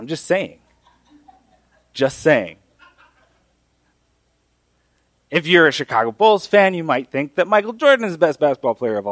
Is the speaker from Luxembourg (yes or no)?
no; Mexico; moved away; The Bible that I grew up reading in Mexico is the Reina Valera